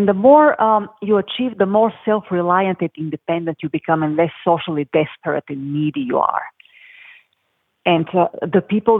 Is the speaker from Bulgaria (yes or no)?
yes; Bulgaria; moved away; I came here with nothing from Bulgaria.